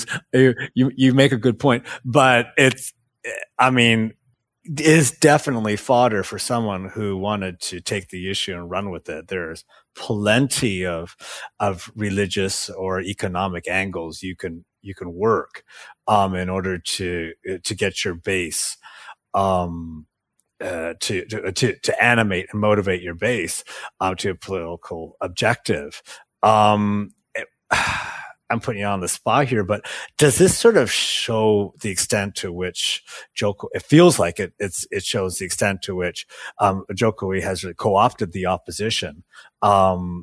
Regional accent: Canada; now in Bali, Indonesia; speaking as a Canadian

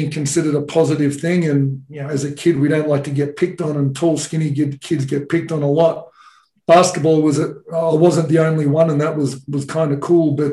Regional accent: Australia; you know, most of the Australian population lives near the beach. So every holidays we, would go down to the beach or I uh, would go and play tennis tournaments.

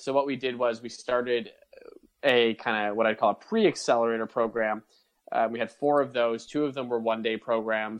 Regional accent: Toronto, Ontario, Canada; I'm from Toronto.

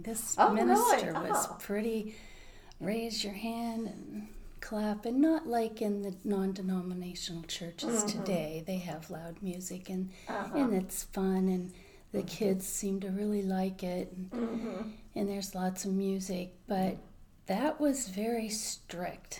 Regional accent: Waterford, Pennsylvania, United States; We lived out in the country. When I was born, we moved out in the country in Waterford, PA

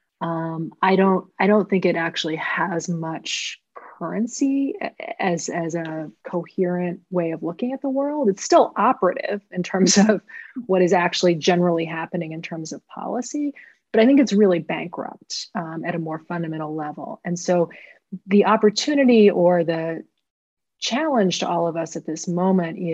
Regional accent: Portland, Maine, United States; I grew up in Portland, Maine

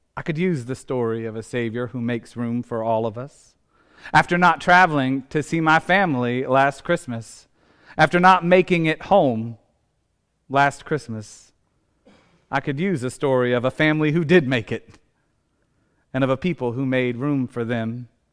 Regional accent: Indiana, United States; as a kid growing up in Indiana

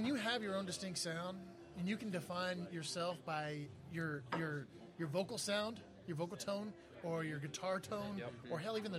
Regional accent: South Texas, United States; I'm from South Texas, so there's not a lot that comes through there.

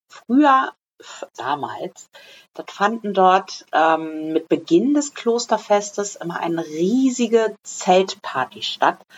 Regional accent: Lensahn, Schleswig-Holstein, Germany; So, also wer es nicht weiß, ich bin in Lensan groß geworden. Das ist ein kleines Kaff.

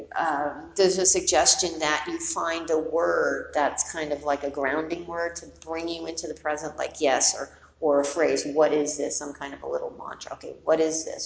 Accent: New York City, New York, United States; I grew up in New York City, went to high school in the Bronx.

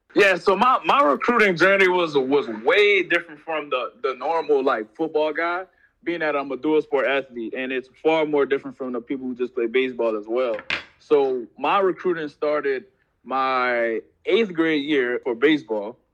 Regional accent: Opelousas, Louisiana, United States; I'm from Opelousas, Louisiana, a little small town in Louisiana

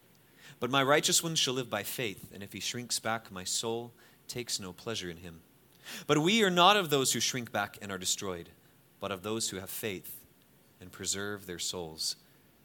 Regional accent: United States; I'm from America

